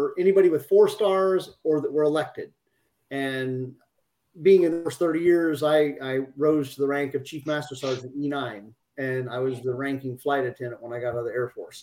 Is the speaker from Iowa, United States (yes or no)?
yes; just outside Des Moines, Iowa, United States; moved away as an adult; also born or lived in Florida / Alaska / Georgia; I grew up in Iowa, just outside Des Moines